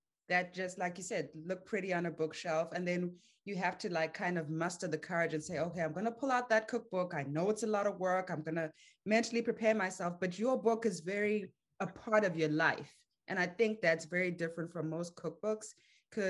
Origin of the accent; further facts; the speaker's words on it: Zimbabwe; moved away; I grew up in Zimbabwe